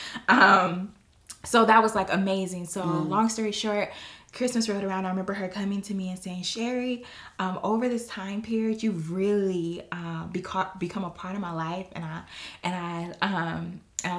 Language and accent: English; Los Angeles, California, United States; my background is coming from Watts, California, in the projects